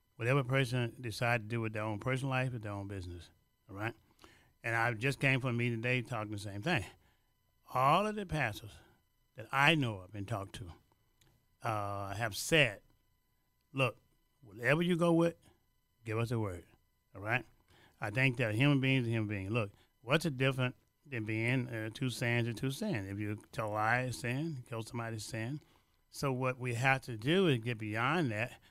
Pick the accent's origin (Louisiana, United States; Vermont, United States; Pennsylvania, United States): Louisiana, United States; now in Chicago, United States